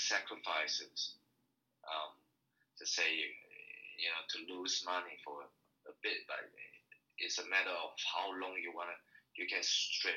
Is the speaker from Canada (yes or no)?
no; Taiwan; now in Australia; I'm originally from Taiwan